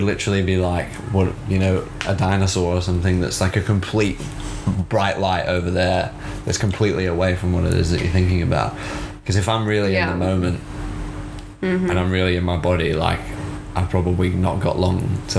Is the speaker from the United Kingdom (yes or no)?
yes; United Kingdom; now in Australia; being from the UK and then coming here